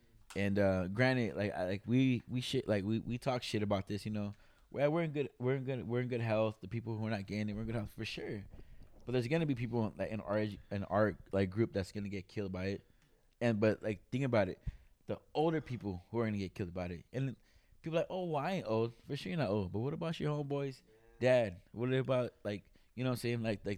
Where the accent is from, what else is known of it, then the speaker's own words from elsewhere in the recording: California, United States; now in Sacramento, United States; I'm over here in Sacramento, right? I'm not gonna knock that, you know. I came from Monterey County and I came out here.